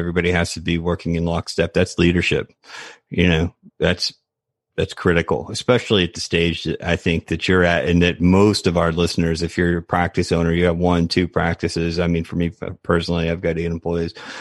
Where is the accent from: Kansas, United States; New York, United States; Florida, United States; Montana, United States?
Florida, United States; Tampa; I'm born and raised in Tampa